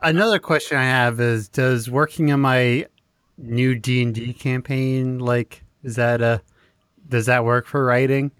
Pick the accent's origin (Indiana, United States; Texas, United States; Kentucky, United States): Texas, United States; I'm from Texas